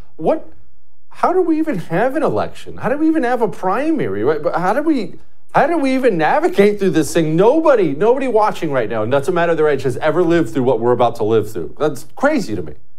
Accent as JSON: {"language": "English", "region": "Montana", "country": "United States", "tie": "born or raised there", "also_born_or_lived": "Ohio", "said": "when I was 10 years old, we moved to Montana from Ohio."}